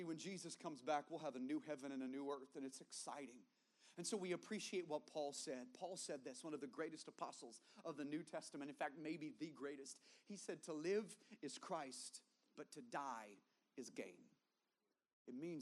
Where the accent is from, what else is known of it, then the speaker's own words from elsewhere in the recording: the South, United States; I grew up in the South.